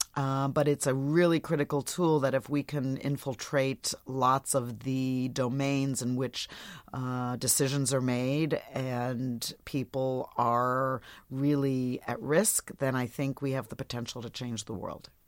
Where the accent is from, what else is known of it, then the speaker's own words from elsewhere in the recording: Portland, Oregon, United States; my hometown of Portland, Oregon